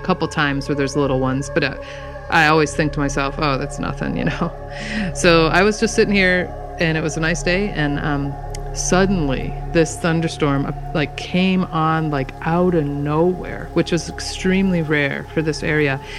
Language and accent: English; Michigan, United States; moved away as an adult; now in Washington, United States; I grew up in Michigan, which is thunderstorms, you know, galore